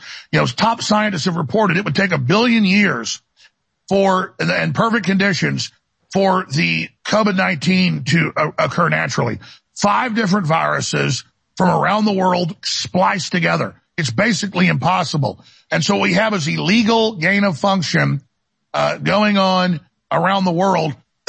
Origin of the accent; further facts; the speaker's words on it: United States; because I'm an American that loves my family.